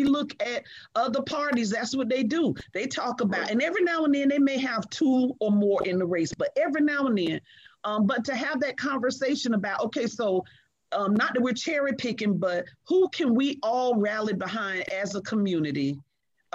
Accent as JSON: {"language": "English", "town": "St. Petersburg", "region": "Florida", "country": "United States", "tie": "born or raised there", "said": "I grew up in Jordan Park the whole while I served on city council"}